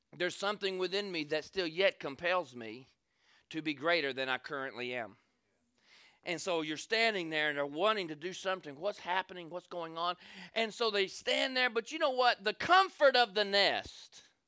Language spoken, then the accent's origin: English; the South, United States; I'm from the South.